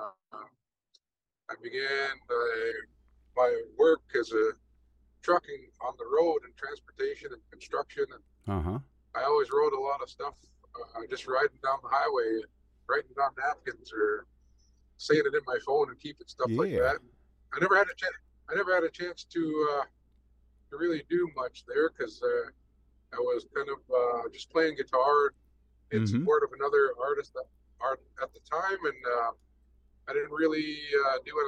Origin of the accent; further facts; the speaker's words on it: Six Nations of the Grand River, Ontario, Canada; I'm Mohawk, Bear Clan from Six Nations, Ontario. I grew up on Six Nations at my grandparents' farm